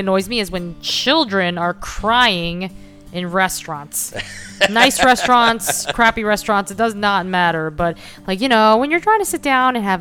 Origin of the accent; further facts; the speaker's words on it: New York, United States; we're from New York